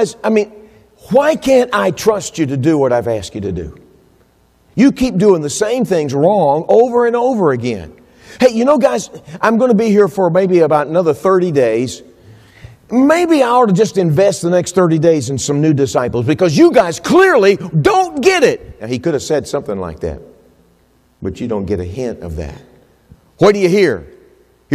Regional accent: Texas, United States; I'm from Texas

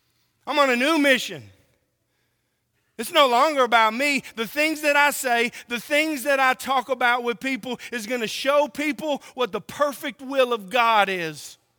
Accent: Oklahoma, United States; born there; also born or lived in California; now in Tennessee, United States; I was born in Oklahoma. I lived in California. And now I live in Tennessee. Boy, I got a smorgasbord of accents, right?

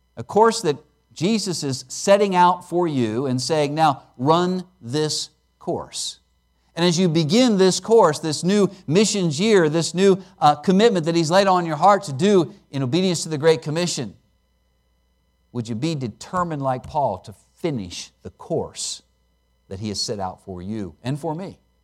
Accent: Pennsylvania, United States; I grew up in Pennsylvania, and I grew up out in the country

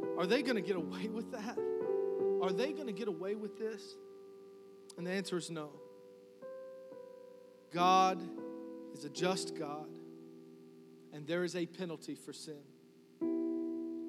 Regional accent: New Kent, Virginia, United States; I'm from New Kent

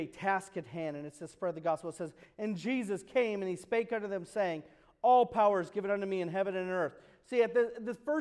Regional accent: United States; I grew up in America

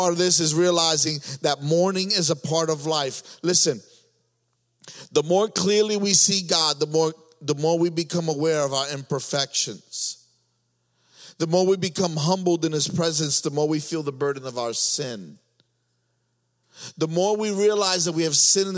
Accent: New York, United States; moved away; I was from New York

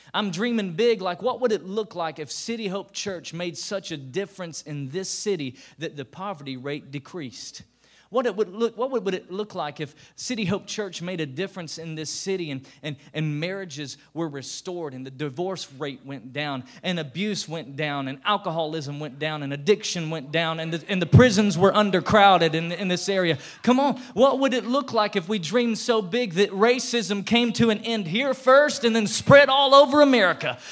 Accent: Tennessee, United States; I was born and bred in Tennessee

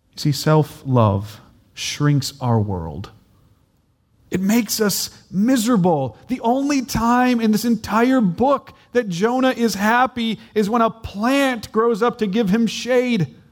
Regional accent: United States; I'm American

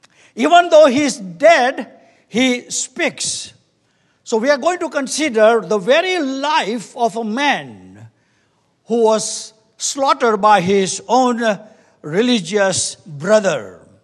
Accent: India; We come from India, and we have nothing about that. And we are very grateful the Lord has brought in this country.

